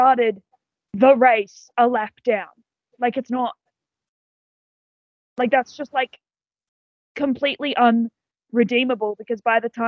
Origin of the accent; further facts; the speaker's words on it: Australia; I'm Australian